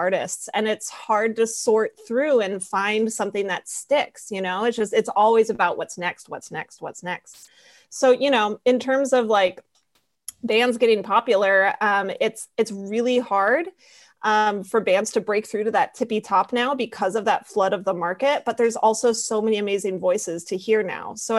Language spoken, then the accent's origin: English; Colorado, United States; moved away; also born or lived in San Francisco; I am from Colorado originally and went to film school in San Francisco